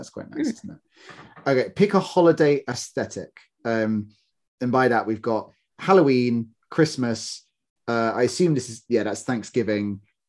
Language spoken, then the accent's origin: English; United Kingdom; we're British